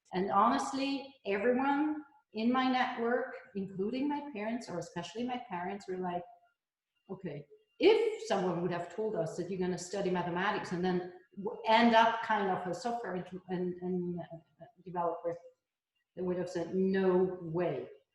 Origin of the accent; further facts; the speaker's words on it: Switzerland; first language he; English is a second language; my Hebrew is my mother tongue. {S0} Yeah. {S1} And in Switzerland, we are obliged to learn more languages because we have our own ones